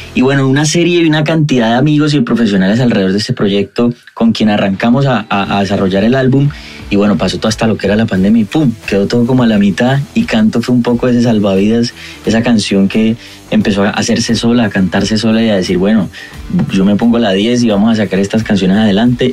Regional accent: Cali, Valle del Cauca, Colombia; cantautor colombiano, caleño

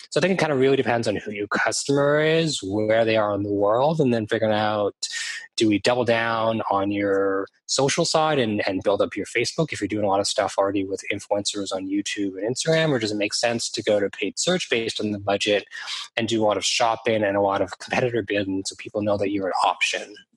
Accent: Toronto, Ontario, Canada; also born or lived in London, United Kingdom / Australia; now in Vancouver, Canada; I'm based in beautiful Vancouver, Canada, on the West Coast. I'm from Toronto, Canada, and I've lived around the world in London, UK, in Australia

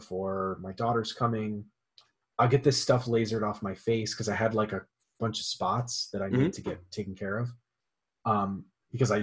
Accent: Florida, United States; I grew up in Florida

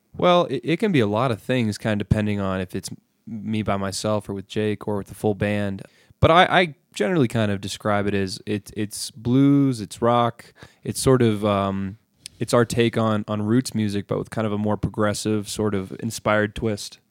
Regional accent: Montrose, Colorado, United States; moved away as an adult; now in Fort Collins, United States; I lived in Montrose, Colorado from just a little baby all the way through high school

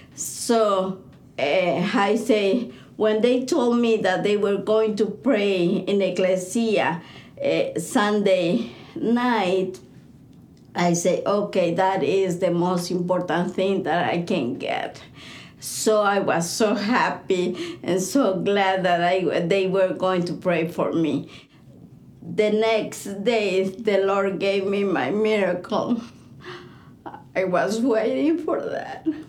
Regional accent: Bolivia; I'm from Bolivia.

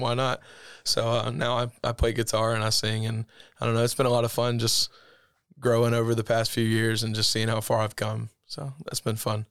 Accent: Eufaula, Alabama, United States; grew up in Eufaula. um, born and raised there

